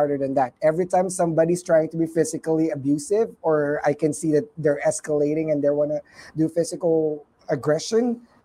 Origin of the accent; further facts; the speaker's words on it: Philippines; English is a second language; moved away; I'm a Filipino